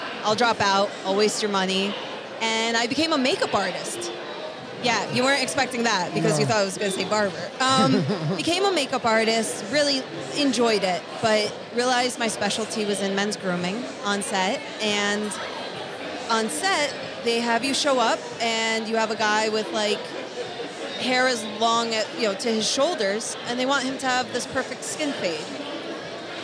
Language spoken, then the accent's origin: English; northwestern New Jersey, United States; moved away as an adult; now in Brooklyn, New York, United States; I grew up in the most beautiful, exotic place of northwestern New Jersey